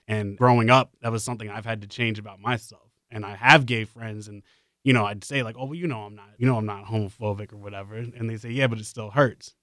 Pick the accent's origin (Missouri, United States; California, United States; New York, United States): New York, United States; New York City; moved away as an adult; I'm from the Bronx. Like, Like, you know, I grew up there